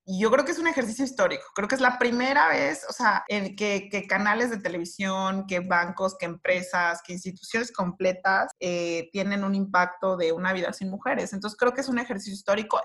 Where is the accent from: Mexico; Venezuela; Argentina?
Mexico; nosotros que somos la sociedad mexicana